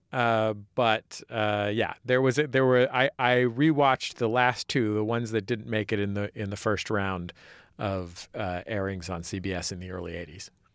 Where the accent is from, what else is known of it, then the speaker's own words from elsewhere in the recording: San Francisco, California, United States; moved away; a native San Franciscan myself